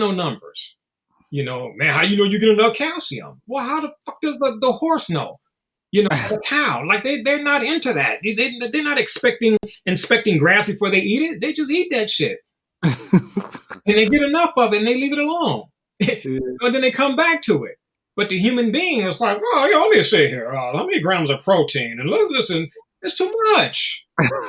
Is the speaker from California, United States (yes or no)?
yes; Los Angeles, California, United States; I'm from South Central Los Angeles.